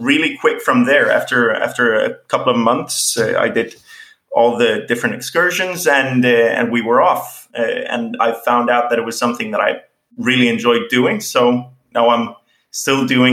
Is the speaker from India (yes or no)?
no; Marbella, Andalusia, Spain; also born or lived in Fuengirola; I'm born in Spain. So I was born in Marbella in 1994.